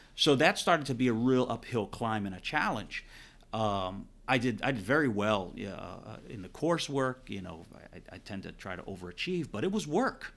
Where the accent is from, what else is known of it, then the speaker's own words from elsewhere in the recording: New Jersey, United States; moved away; I was from Jersey area